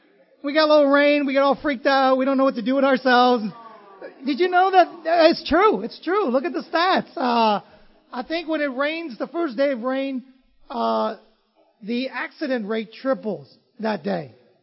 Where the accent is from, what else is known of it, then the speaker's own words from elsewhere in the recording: Vietnam; Lena, I grew up in Vietnam, so I'm kind of used to rain and stuff like that.